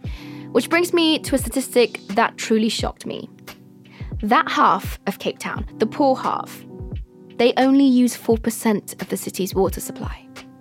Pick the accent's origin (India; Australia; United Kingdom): United Kingdom; London; London, my hometown